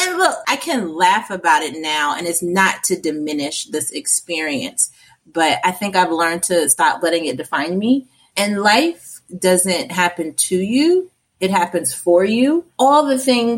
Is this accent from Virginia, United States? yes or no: yes; Portsmouth, Virginia, United States; I grew up in Portsmouth, Virginia